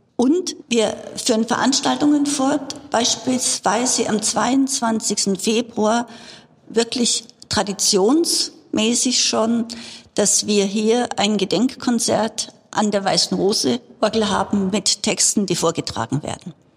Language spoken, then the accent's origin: German; Bavaria, Germany; Ich bin in Bayern aufgewachsen und hier auch zur Schule gegangen